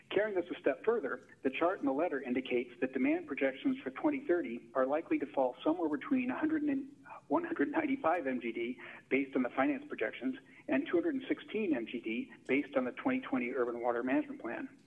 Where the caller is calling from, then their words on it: Palo Alto, California, United States; from Palo Alto again.